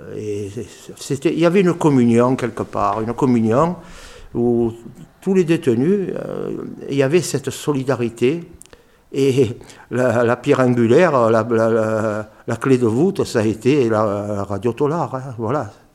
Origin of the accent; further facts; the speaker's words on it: Marseille, Provence-Alpes-Côte d'Azur, France; on est Marseillais, donc on peut, on peut parler en, argot